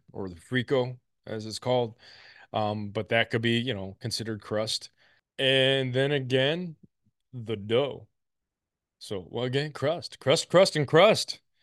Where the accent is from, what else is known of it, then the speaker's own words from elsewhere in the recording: Indiana, United States; I grew up in the Midwest, mostly Indiana